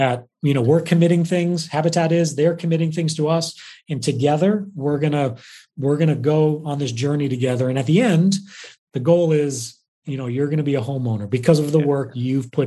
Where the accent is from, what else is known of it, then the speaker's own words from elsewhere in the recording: Massachusetts, United States; moved away as an adult; also born or lived in New York; now in Ohio, United States; I grew up in Massachusetts